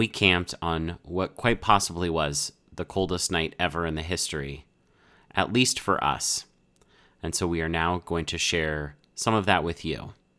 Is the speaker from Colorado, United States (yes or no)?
yes; Colorado, United States; growing up in Colorado, the outdoors was always like a part of my life.